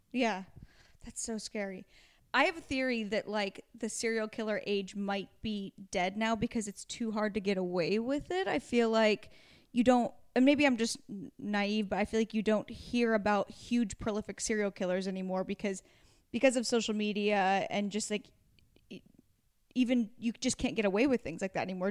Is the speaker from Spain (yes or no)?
no; Pacific Northwest, United States; now in Los Angeles, United States; I'm from the Pacific Northwest.